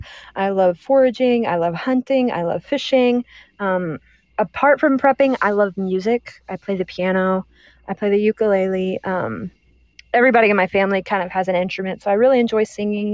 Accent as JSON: {"language": "English", "region": "Texas", "country": "United States", "said": "I'm from Texas"}